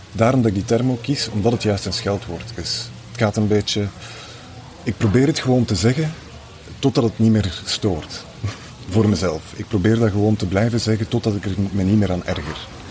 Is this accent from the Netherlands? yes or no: no; Flanders, Belgium; ik kom natuurlijk uit Vlaanderen